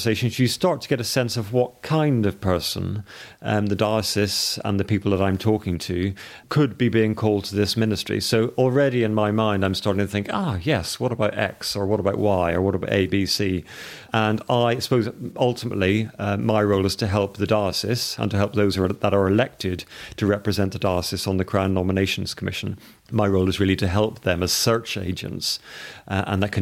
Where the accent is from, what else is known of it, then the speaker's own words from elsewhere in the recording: Northern Ireland, United Kingdom; I grew up in Northern Ireland